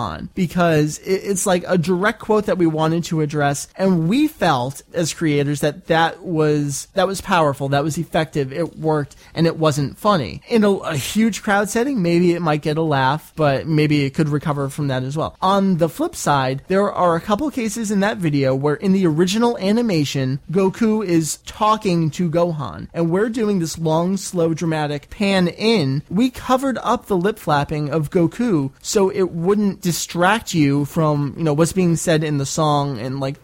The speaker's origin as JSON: {"language": "English", "country": "United States", "said": "I'm an American anime fan"}